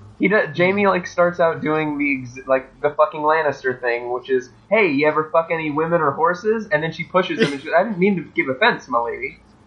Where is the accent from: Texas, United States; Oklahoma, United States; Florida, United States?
Florida, United States; Ocala; my hometown is the horse capital of the world, Ocala, Florida.